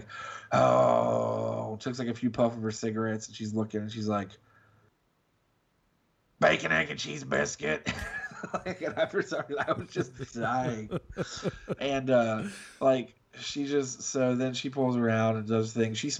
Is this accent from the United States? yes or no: yes; Ohio, United States; I'm from Ohio